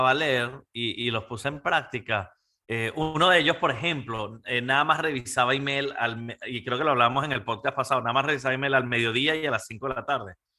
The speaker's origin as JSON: {"language": "Spanish", "country": "Panama", "tie": "born or raised there", "said": "yo creciendo en Latinoamérica eh, y viendo a mi papá como emprendedor y, a mis tíos y a mi familia y los empresarios y mi mamá en Panamá"}